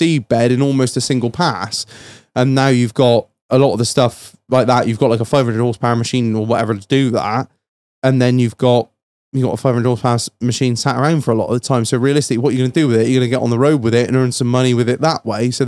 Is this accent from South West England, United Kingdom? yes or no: yes; the Mendips, South West England, United Kingdom; we're both born and raised on the Mendips